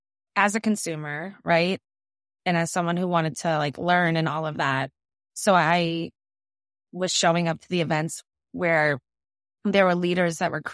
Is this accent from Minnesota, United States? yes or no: no; Quincy, Massachusetts, United States; So I grew up in Quincy. So I was a Randolph girl.